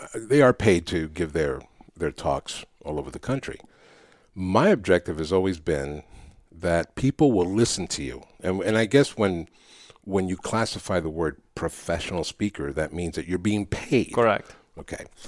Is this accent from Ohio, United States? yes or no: no; New York City, New York, United States; first language Spanish; English is a second language; I grew up in New York City